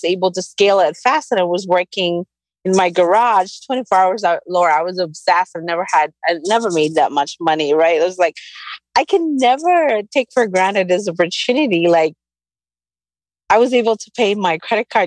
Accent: Camiguin, Northern Mindanao, Philippines; I grew up in the Philippines, this tiny island called Camiguin, south of Manila

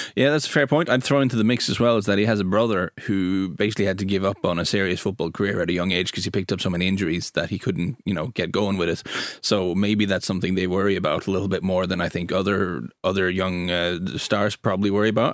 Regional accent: Norway; where I'm from in Norway

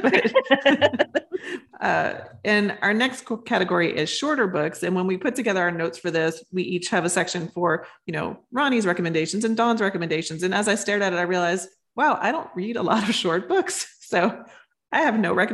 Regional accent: Louisiana, United States; I'm from Louisiana

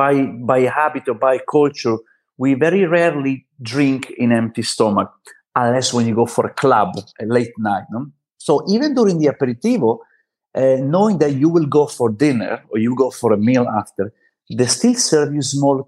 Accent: Italy; moved away as an adult; now in Barcelona, Spain; at least in Italy, we grow up with aperitivo

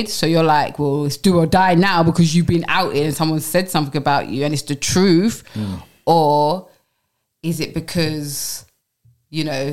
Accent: London, United Kingdom; I'm from Brixton, Tulse Hill

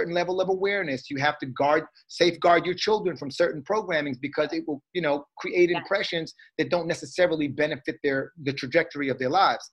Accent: Trinidad & Tobago; I'm Trinidadian.

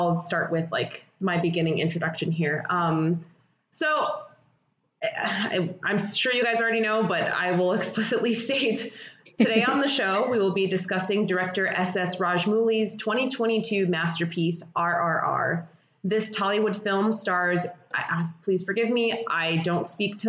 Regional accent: United States; fully American people

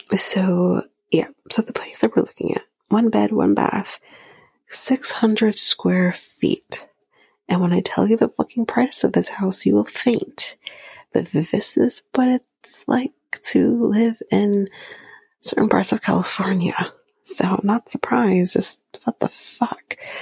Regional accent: Canada; I'm Canadian

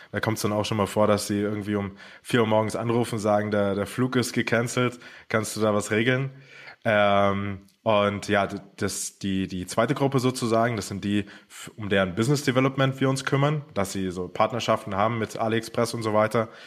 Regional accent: Germany; now in Brazil; Also ähm, wir kommen ursprünglich aus Deutschland und äh, sind jetzt aber hauptsächlich in Brasilien tätig.

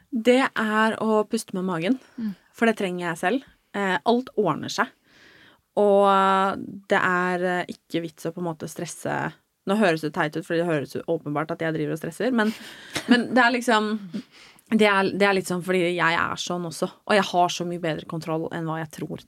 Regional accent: Norway; moved away; hjemme i Norge

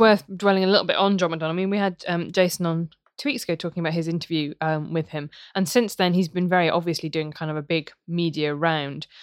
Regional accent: Worcester, West Midlands, United Kingdom; where I grew up in Worcester

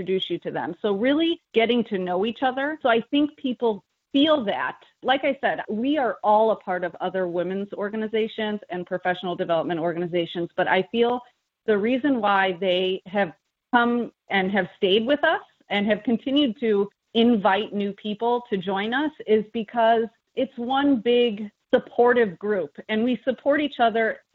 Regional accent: Midwest, United States; moved away as an adult; now in Washington, D.C., United States; We're both from the Midwest.

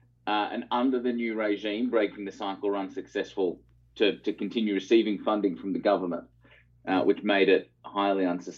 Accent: Melbourne, Victoria, Australia; Yeah, Melbourne, yeah.

